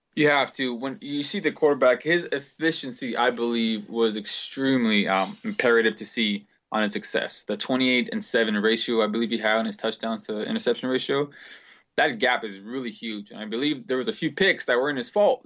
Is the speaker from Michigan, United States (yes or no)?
no; Los Angeles, California, United States; Born and raised in Los Angeles